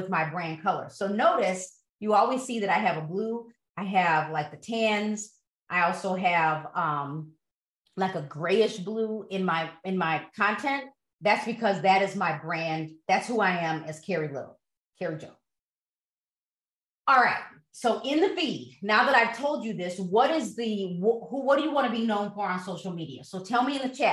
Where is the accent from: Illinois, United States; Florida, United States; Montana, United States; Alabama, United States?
Illinois, United States; Broadview; also born or lived in DuPage County, Illinois; I grew up in Broadview